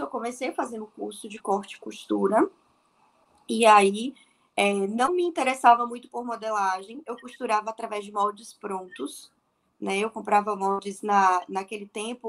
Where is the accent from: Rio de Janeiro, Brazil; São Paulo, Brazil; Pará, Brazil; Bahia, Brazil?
Bahia, Brazil; also born or lived in Salvador; eu sou da Bahia, né? Eu tô em Salvador.